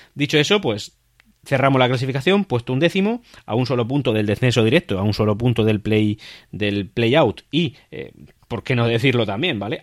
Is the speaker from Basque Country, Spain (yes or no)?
no; Region of Murcia, Spain; como habitantes de la región de Murcia, como murcianos que somos